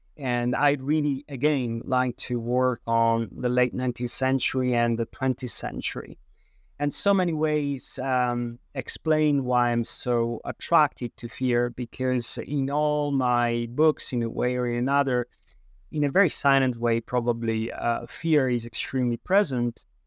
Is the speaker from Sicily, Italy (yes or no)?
yes; Sicily, Italy; I was born in Sicily